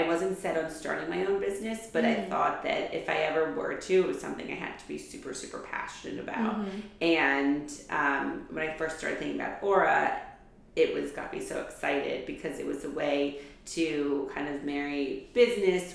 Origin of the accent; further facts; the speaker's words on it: New York City, New York, United States; also born or lived in New Hampshire / Boston; I grew up in New York City. I was born and raised in New York